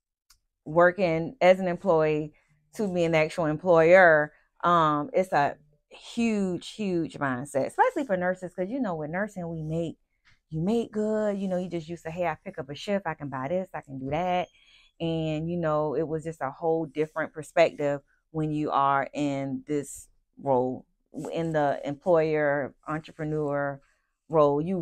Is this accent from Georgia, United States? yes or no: yes; Savannah, Georgia, United States; I'm born and raised in Savannah, Georgia